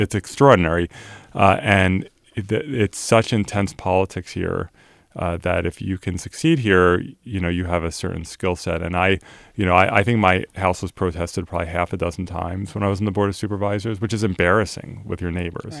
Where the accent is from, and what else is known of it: Turnersville, New Jersey, United States; born or raised there; also born or lived in Philadelphia, Pennsylvania; now in San Francisco, United States